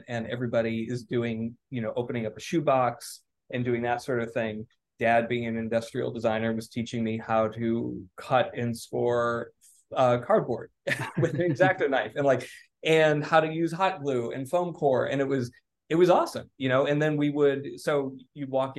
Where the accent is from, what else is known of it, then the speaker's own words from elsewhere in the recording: Milwaukee, Wisconsin, United States; moved away as an adult; now in Chicago, United States; growing up in Milwaukee